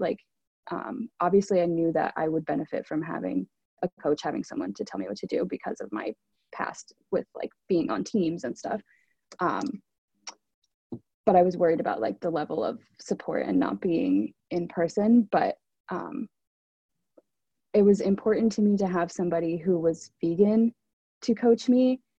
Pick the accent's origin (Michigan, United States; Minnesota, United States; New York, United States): New York, United States; New York City; I'm from Brooklyn, New York